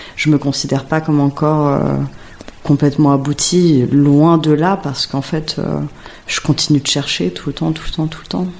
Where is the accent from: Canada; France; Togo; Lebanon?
France; Paris, Île-de-France; J'ai grandi dans le 11e arrondissement, hmm. rue Sedaine